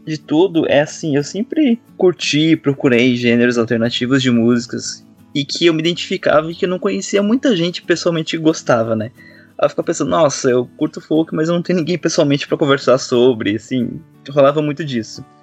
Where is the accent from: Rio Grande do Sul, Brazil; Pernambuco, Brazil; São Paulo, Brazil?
Rio Grande do Sul, Brazil; Greater Porto Alegre; moved away as an adult; now in Florianópolis, Brazil; Eu não sou natural daqui de Florianópolis, né? Eu moro aqui dois anos agora. Já havia morado três anos no passado, mas agora voltei, agora estou dois anos. É, eu sou gaúcho, né, ali da região da Grande Porto Alegre.